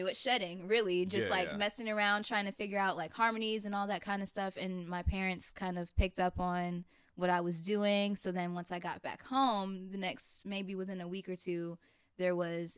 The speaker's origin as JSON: {"language": "English", "town": "Chicago", "region": "Illinois", "country": "United States", "moved": "yes", "lives_now": "Atlanta, United States", "said": "I'm from Chicago originally"}